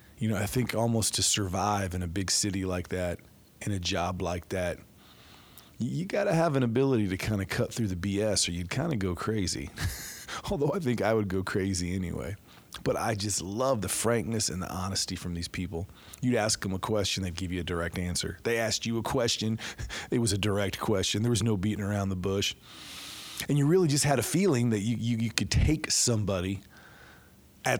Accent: Midwest, United States; being a Midwesterner

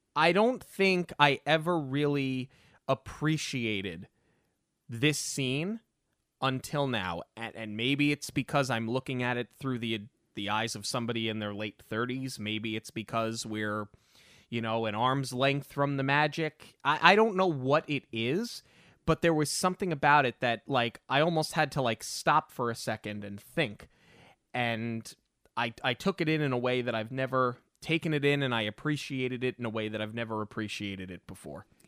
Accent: New York, United States; growing up in New York

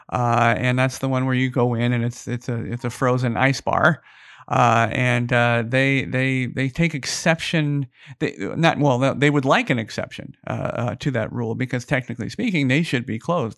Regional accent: Phoenix, Arizona, United States; now in Las Vegas, United States; I'm originally from Phoenix, Arizona.

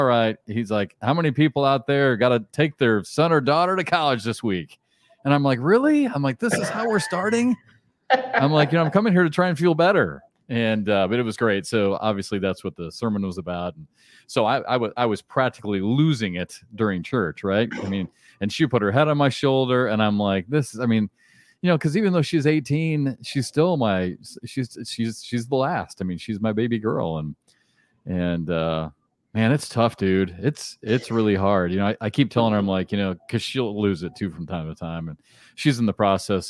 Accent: Iowa City, Iowa, United States; I grew up in Iowa City, so I grew up in the same place

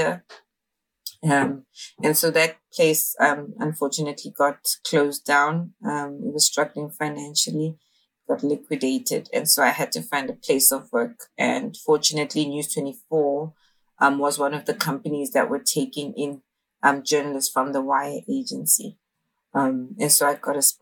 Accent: Johannesburg, Gauteng, South Africa; I'm from Johannesburg, South Africa, born and raised in Dobsonville, Soweto.

